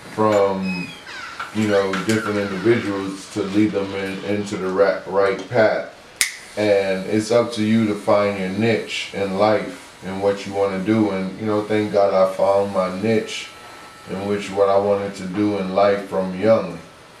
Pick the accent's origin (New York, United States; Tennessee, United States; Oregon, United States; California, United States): New York, United States; New York City; me growing up in New York City